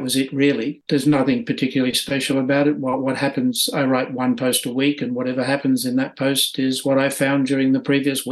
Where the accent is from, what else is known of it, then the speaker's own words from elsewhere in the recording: Australia; moved away as an adult; now in Sweden; I spent the first 45 years in Australia.